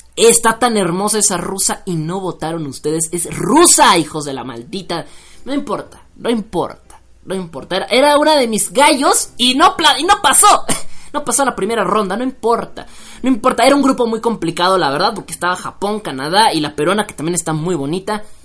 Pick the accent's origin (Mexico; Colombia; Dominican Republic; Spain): Mexico; soy mexicano